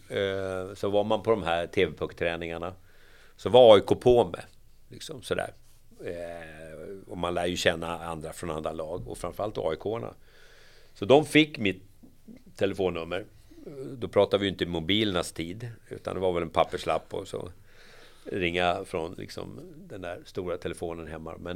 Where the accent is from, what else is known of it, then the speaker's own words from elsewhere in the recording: Järfälla, Stockholm County, Sweden; I Järfälla, Jakobsberg.